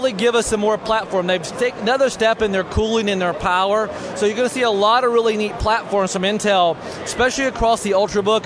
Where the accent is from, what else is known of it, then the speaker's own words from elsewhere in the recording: United States; I'm as American as you can go. If you pick me out in a crowd, I'm the American.